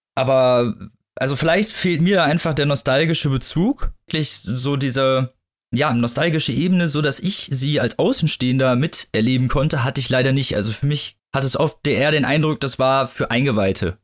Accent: Northern Germany, Germany; Also ich bin ja in, in nördlicheren Gefilden groß geworden

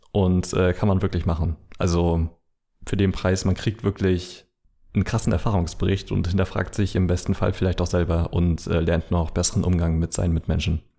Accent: Mecklenburg-Vorpommern, Germany; Aus meiner, aus meiner Heimat, ja. Also in Mecklenburg ist das halt ganz schlimm äh, gerade, da sind ganz viele Dörfer um Wismar rum

